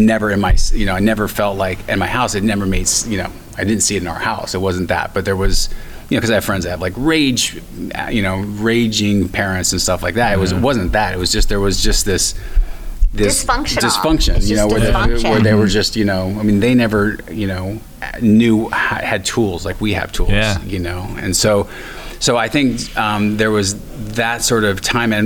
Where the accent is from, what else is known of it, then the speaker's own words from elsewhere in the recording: Stockton, California, United States; I'm from Stockton